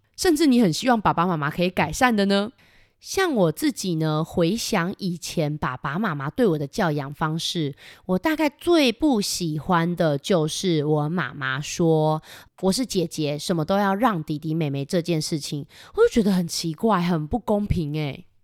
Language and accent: Chinese; Kaohsiung, Taiwan; 我们高雄真是一个很棒的城市，我非常的喜欢